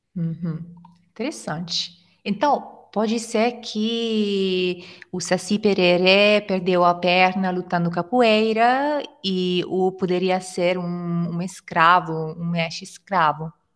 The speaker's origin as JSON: {"language": "Portuguese", "country": "Italy", "second_language": "Portuguese", "said": "sou italiana e ensino italiano também no Italki"}